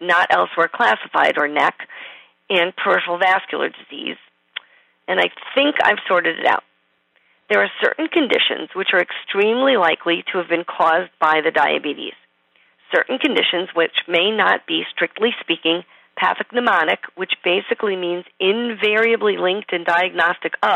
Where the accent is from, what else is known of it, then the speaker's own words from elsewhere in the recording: New York, United States; accent: New York; It must be my New York accent